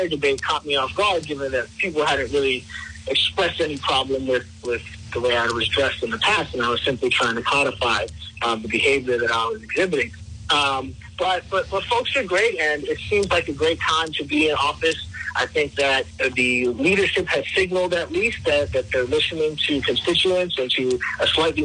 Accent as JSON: {"language": "English", "town": "Miami", "region": "Florida", "country": "United States", "tie": "born or raised there", "also_born_or_lived": "Queens, New York / Rhode Island", "moved": "as an adult", "lives_now": "Central Falls, United States", "said": "My mother and I moved to South Florida. That's where I had my formative public school education."}